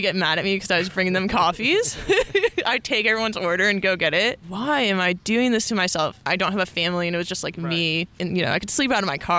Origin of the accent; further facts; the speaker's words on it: Northern California, United States; moved away as an adult; also born or lived in Colorado; I grew up in Northern California